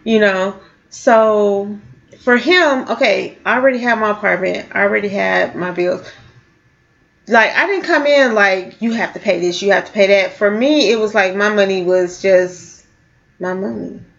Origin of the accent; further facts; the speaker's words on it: California, United States; now in St. Louis, United States; growing up in California